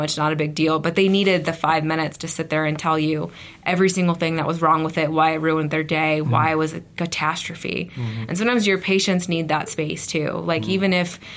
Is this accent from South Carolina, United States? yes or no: yes; South Carolina, United States; also born or lived in Idaho; now in Utah, United States; I grew up in South Carolina